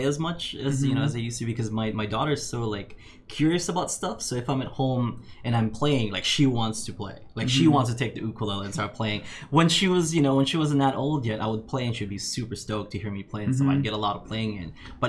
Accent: Philippines; now in Kauai, United States; I mean, I wasn't born here, but I moved here from the Philippines in 92, and mm-hmm. it was just so quiet.

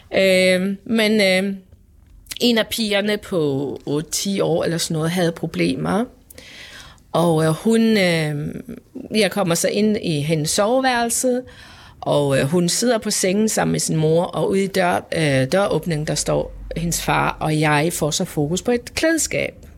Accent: Faroe Islands; now in Denmark; Jeg er født og opvokset på Færøen

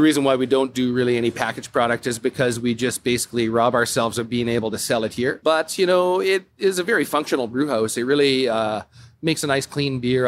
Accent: Calgary, Alberta, Canada; moved away as an adult; now in Whistler, Canada; I'm originally from Calgary, Alberta

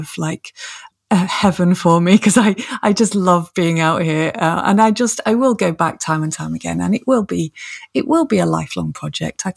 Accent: Manchester, North West England, United Kingdom; moved away; also born or lived in Scotland; I was born and brought up in Manchester in the depths of the city.

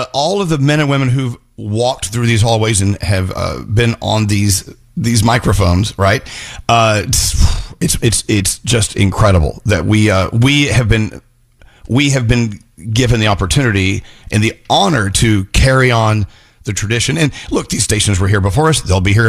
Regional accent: Dallas, Texas, United States; now in New York, United States; as a little boy growing up in Dallas, Texas

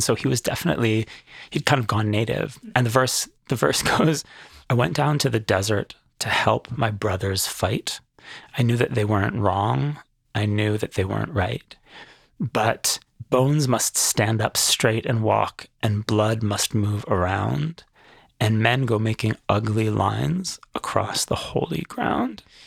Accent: Canada; now in Jerusalem, Israel; I'm a Canadian.

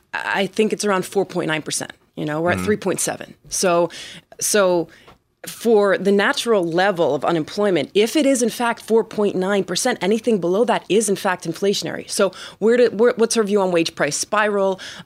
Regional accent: New Jersey, United States; now in Miami, United States; I'm from New Jersey, but I live

